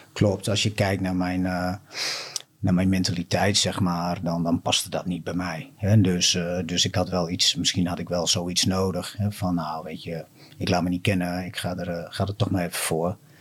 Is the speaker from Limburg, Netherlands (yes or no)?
no; Appingedam, Groningen, Netherlands; Ik ben geboren in, eh, in Appingedam. En ik ben eigenlijk een rasechte Damster.